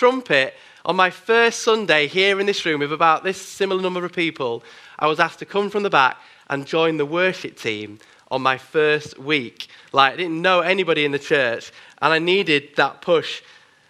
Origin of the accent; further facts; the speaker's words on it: Bradford, Yorkshire and the Humber, United Kingdom; now in Manchester, United Kingdom; I grew up in Bradford in Yorkshire